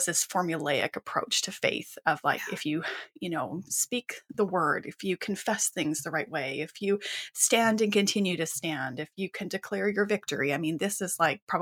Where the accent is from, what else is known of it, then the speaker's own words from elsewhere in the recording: Western Canada, Canada; I grew up in Western Canada